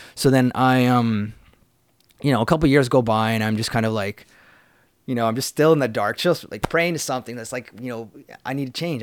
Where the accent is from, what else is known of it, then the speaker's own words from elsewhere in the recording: Vancouver, British Columbia, Canada; also born or lived in Prince George; I grew up in the city of Vancouver